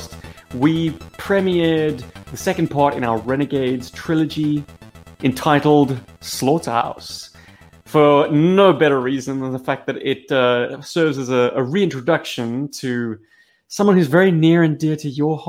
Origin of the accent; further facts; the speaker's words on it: South Africa; we're some South African lads